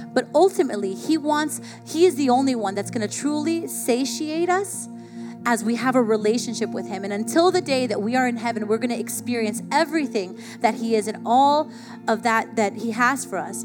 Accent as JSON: {"language": "English", "region": "South Florida", "country": "United States", "tie": "born or raised there", "said": "I grew up in South Florida"}